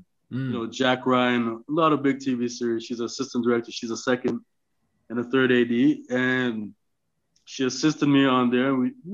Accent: Toronto, Ontario, Canada; now in Los Angeles, United States; I'm originally from Toronto, Canada, but I moved

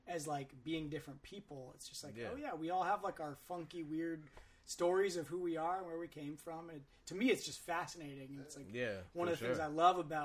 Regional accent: Marin, California, United States; now in Oakland, United States; I grew up in Marin, you know, which is like one of the whitest places ever.

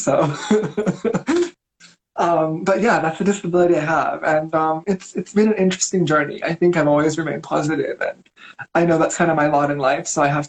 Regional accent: Philippines; also born or lived in China / Korea / Thailand / Indonesia; And so I grew up in the Philippines, China. I did my college in Thailand, elementary school in Korea. And then I moved to Indonesia to work for 3 years. Then I moved here. So I've pretty much grown up in Asia my whole life.

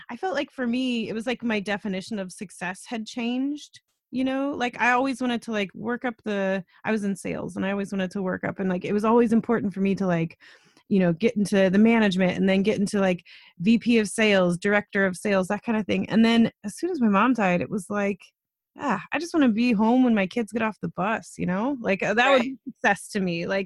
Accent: United States; now in Canada; I'm American

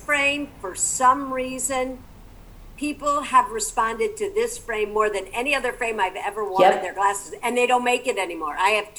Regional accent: Toledo, Ohio, United States; moved away as an adult; also born or lived in New York / Kansas City / Chicago / France; now in Los Angeles, United States; Just 45 minutes south of Liz in Toledo, Ohio.

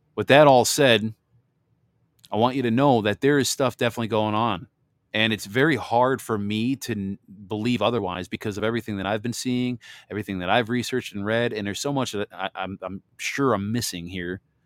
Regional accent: Michigan, United States; I'm from Michigan here.

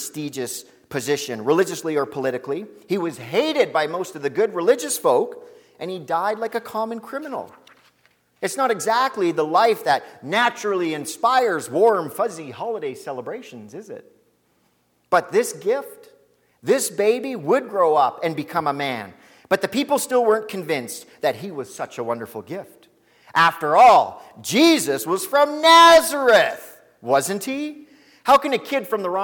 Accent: Lac La Biche, Alberta, Canada; I'm from Lac La Biche.

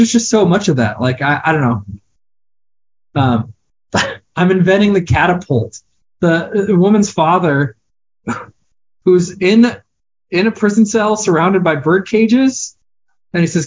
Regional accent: Iowa, United States; I grew up in Iowa in the early 90s

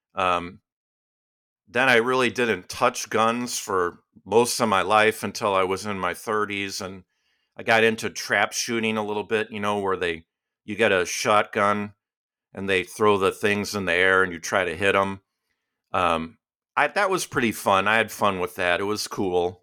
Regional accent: Chicago, Illinois, United States; moved away as an adult; now in Virginia, United States; I'm from Chicago, even though I've lived in Virginia for fourteen years

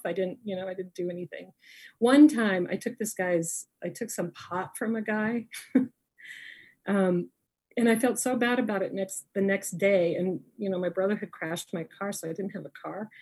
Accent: Niwot, Colorado, United States; also born or lived in Denver, Colorado; I was raised in Niwot, Colorado and I so I'm from a little farming town

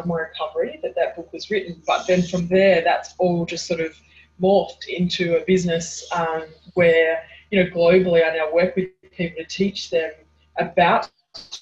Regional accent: Hobart, Tasmania, Australia; I was born in Hobart, Tasmania. In Australia, and I spent the first 10 years of my life living at the beach, and then from 10 until about mid-20s I lived

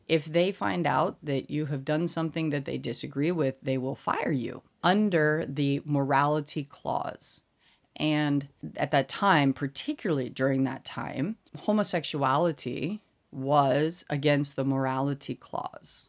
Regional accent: Colorado Springs, Colorado, United States; moved away as an adult; also born or lived in Indiana / Massachusetts / South Carolina; now in Seoul, South Korea; I'm from Colorado, and I'm specifically from Colorado Springs

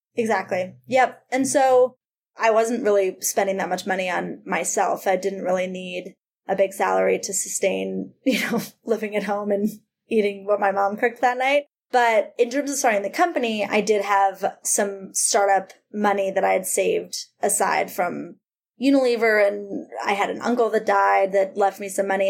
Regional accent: Cleveland, Ohio, United States; also born or lived in Massachusetts; now in New York, United States; I grew up in Cleveland

